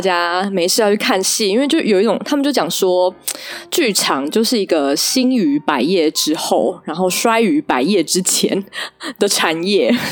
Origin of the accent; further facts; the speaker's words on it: Taichung, Taiwan; 我是台中人